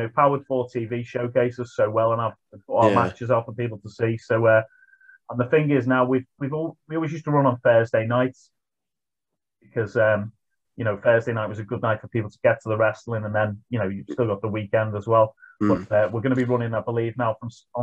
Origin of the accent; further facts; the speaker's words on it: Liverpool, North West England, United Kingdom; I'm from Liverpool